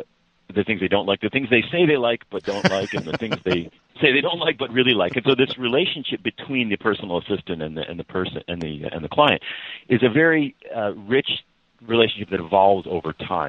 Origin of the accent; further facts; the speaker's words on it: Chicago, Illinois, United States; Cortana knows that I'm a transplant from Chicago and a long-suffering Cubs fan.